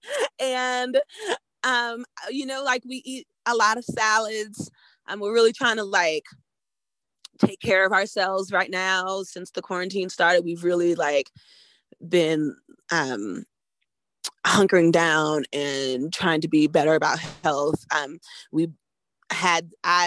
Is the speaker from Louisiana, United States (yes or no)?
yes; New Orleans, Louisiana, United States; now in Colorado, United States; I grew up in New Orleans